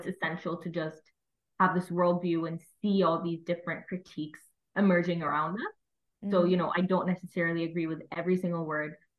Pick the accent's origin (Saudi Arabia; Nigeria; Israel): Saudi Arabia; moved away as an adult; now in London, United Kingdom; I'm from Saudi Arabia, and I'm currently in my second year at LSE